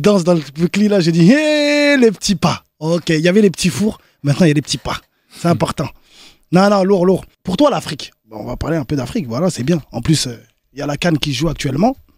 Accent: France; je suis né en France

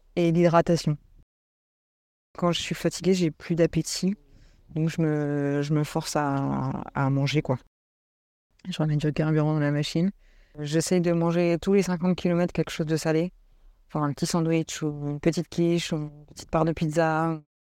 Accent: Île-de-France, France; je viens de l'île de France

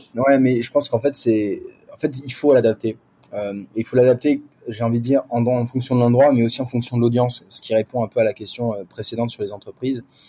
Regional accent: France; now in Singapore; en tant que Français et Française

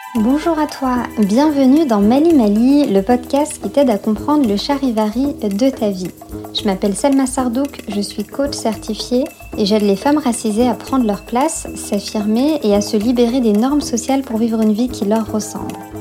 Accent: France; also born or lived in Algeria; je suis née en France, de parents nés au Maroc et en Algérie, et arrivée en France au milieu des années quatre-vingts. Après ma naissance, nous avons vécu quelques années en Algérie, puis sommes revenus en France au début des années quatre-vingt-dix

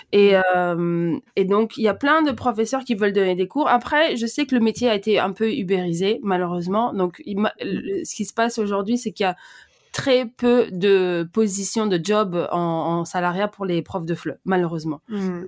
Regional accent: Brussels, Brussels-Capital Region, Belgium; j'ai grandi à Bruxelles

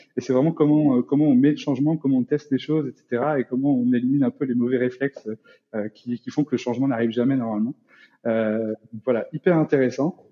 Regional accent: France; en tant que Français

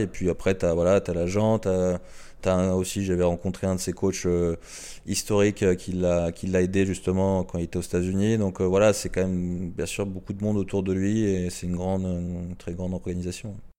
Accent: France; en tant que Français

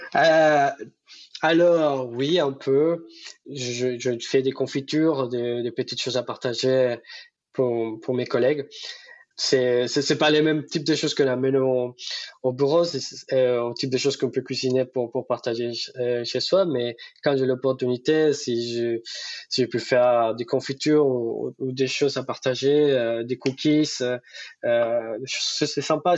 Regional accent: Bucaramanga, Santander, Colombia; French is a second language; moved away as an adult; now in France; Chez moi, à Bucaramanga

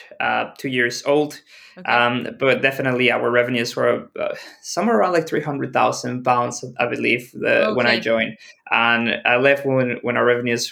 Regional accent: Mexico; moved away as an adult; also born or lived in Shenzhen, China / Mexico City / United Kingdom; Originally, I'm from Mexico

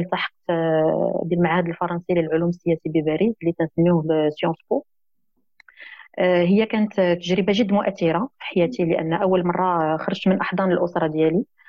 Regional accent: Rabat, Rabat-Salé-Kénitra, Morocco; من مواليد مدينه الرباط

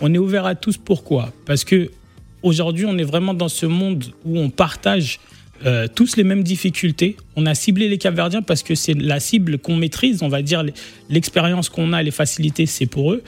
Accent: France; on a grandi en France

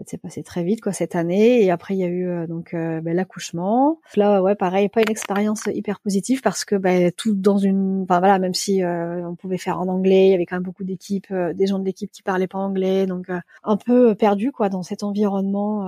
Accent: Lille, Hauts-de-France, France; moved away as an adult; also born or lived in Paris; now in Hamburg, Germany; je suis originaire de Lille

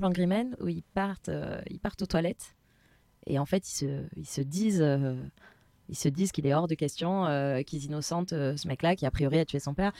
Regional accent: France; on est français

